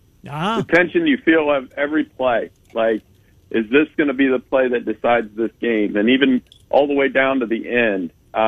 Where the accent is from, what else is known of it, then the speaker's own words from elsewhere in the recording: Central Ohio, United States; I'm from Central Ohio and know people on both sides of it